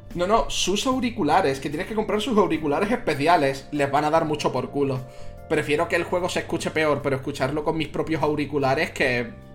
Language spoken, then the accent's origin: Spanish; Spain; Yo soy de España